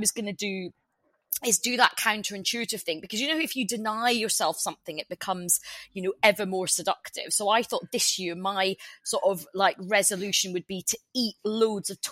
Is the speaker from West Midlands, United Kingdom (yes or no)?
no; Glasgow, Scotland, United Kingdom; I grew up in Glasgow